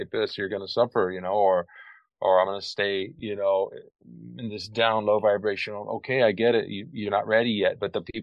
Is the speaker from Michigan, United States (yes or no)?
no; California, United States; moved away as an adult; now in Costa Rica; I've lived in Costa Rica now for over 30 years. And before that, I grew up in California